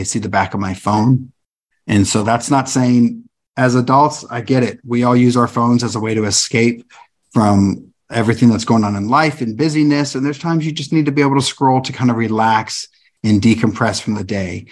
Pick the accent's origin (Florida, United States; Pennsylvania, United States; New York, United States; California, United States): California, United States; I grew up in California.